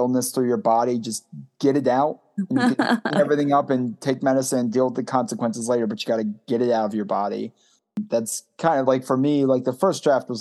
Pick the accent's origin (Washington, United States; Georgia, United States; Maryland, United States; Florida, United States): Maryland, United States; Baltimore; I'm from Baltimore and very much a proud Baltimorean.